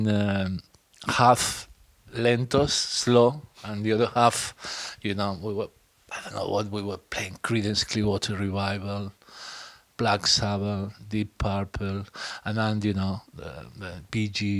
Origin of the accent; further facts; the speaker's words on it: France; I grew up in France